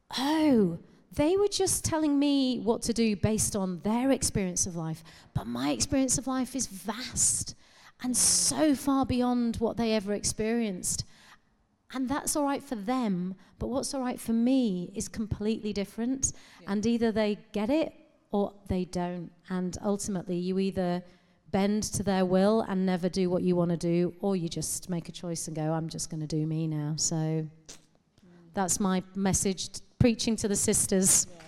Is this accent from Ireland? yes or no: no; United Kingdom; It's weird because I've been saying I'm of this land and I'm British, but I cannot bring myself to say I'm English.